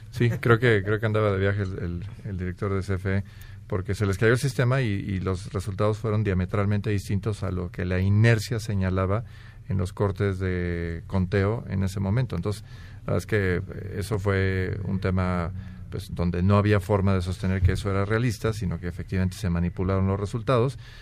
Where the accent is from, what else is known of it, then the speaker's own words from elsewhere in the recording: Mexico; A mí como mexicano